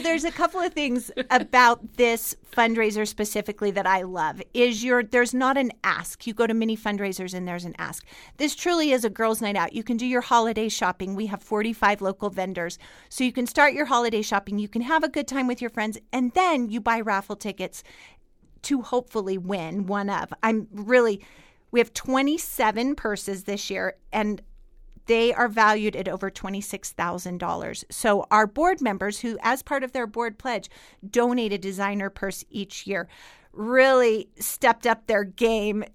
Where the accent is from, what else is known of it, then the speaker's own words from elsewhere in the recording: Fallon, Nevada, United States; I was born and raised in Fallon